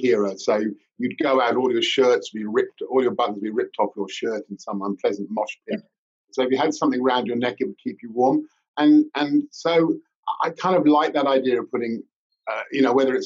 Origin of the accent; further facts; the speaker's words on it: London, United Kingdom; moved away; Back when I was living in London, I was born and brought up in Fulham